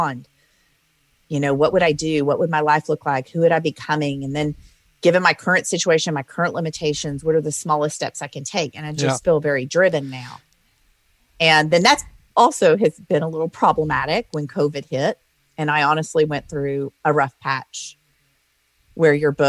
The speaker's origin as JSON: {"language": "English", "region": "Louisiana", "country": "United States", "tie": "born or raised there", "also_born_or_lived": "Oklahoma City", "moved": "yes", "said": "I grew up in the South in Louisiana"}